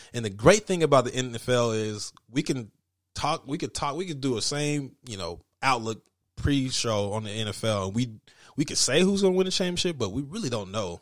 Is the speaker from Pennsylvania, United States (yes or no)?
no; Denver, Colorado, United States; growing up in Denver